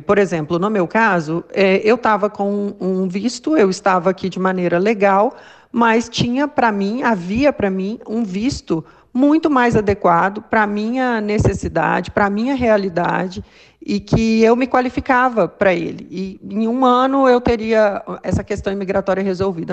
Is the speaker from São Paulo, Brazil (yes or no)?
no; Belo Horizonte, Minas Gerais, Brazil; sou de BH também